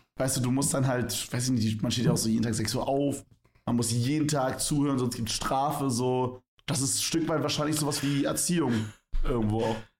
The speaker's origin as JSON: {"language": "German", "region": "Berlin", "country": "Germany", "moved": "yes", "said": "bei uns in Berlin"}